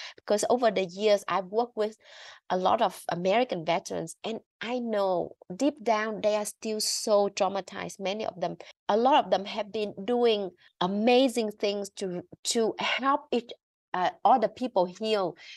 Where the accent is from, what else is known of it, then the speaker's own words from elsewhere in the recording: Vietnam; growing up in Vietnam and being educated in Vietnam